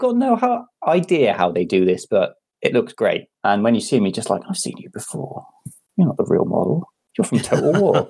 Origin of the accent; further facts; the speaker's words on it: Cardiff, Wales, United Kingdom; I'm from Cardiff